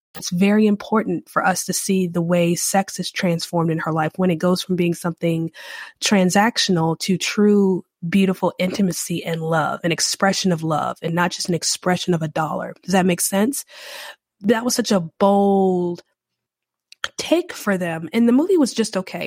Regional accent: North Carolina, United States; also born or lived in Louisiana; now in New Orleans, United States; I do live in Louisiana, and I'm from North Carolina

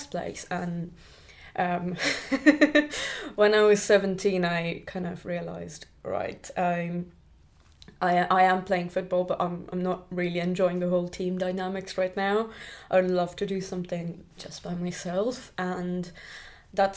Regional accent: Pune, Maharashtra, India; moved away as an adult; now in United Kingdom; I grew up in India in a place called Pune. Pune is a city, but I grew up in the outskirts

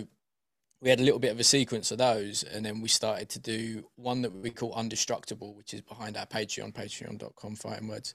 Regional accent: Essex, East of England, United Kingdom; also born or lived in East London; now in London, United Kingdom; I'm from Deep Essex, and then moved to East London

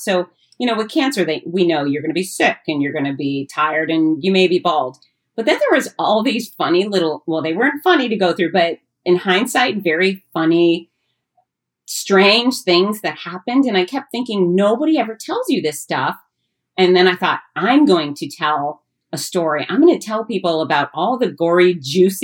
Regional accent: United States; I am pure American, in fact, I am third generation American

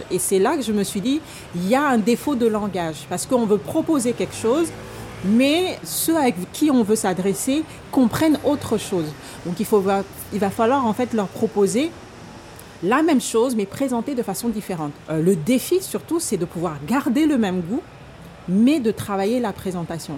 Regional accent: Gabon; now in France; j'ai grandi au Gabon

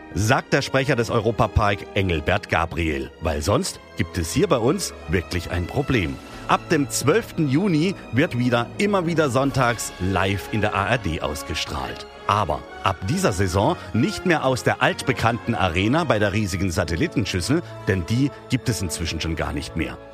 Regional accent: Hanover, Lower Saxony, Germany; now in Rust, Germany; Ich komme ja aus Hannover gebürtig

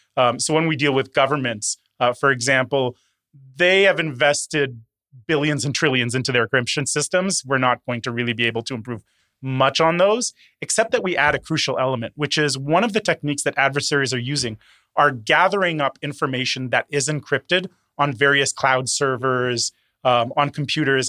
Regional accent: Toronto, Ontario, Canada; also born or lived in Curaçao; was born on a small island in the Caribbean, uh, Curacao, uh, but actually grew up here in Toronto

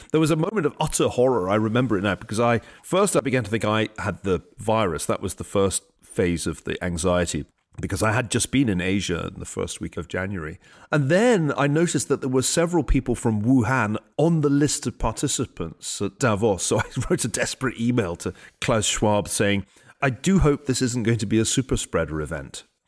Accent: Glasgow, Scotland, United Kingdom; when I was growing up in Glasgow.

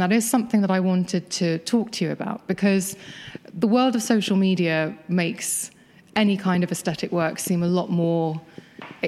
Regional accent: London, United Kingdom; my hometown

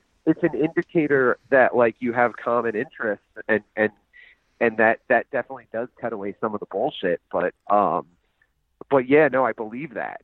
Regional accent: United States; I'm from America

